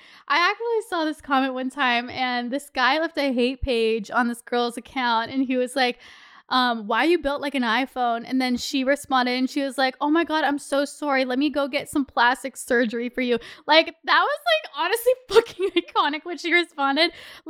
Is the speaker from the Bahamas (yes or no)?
no; Toronto, Ontario, Canada; Also, we are from Toronto.